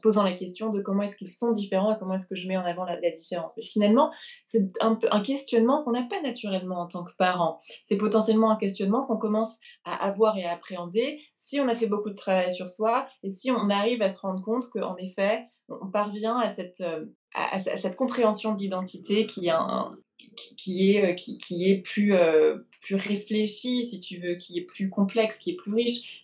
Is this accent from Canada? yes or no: no; France; also born or lived in England / London; now in New York, United States; J'ai grandi en France, puis en Angleterre. J'ai fait mes études en Angleterre. Aujourd'hui, j'habite à New York.